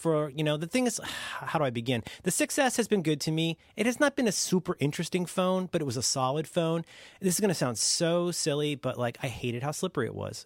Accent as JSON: {"language": "English", "country": "United States", "tie": "born or raised there", "said": "growing up in America at a time when we were still very much"}